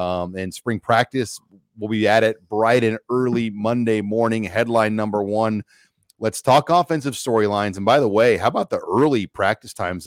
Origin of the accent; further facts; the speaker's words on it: Omaha, Nebraska, United States; I grew up in the Irish sector of Omaha